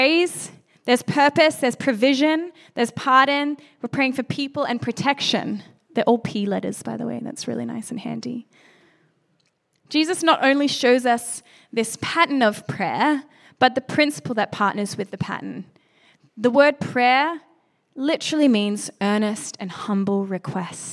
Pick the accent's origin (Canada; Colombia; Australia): Australia; moved away; being Australian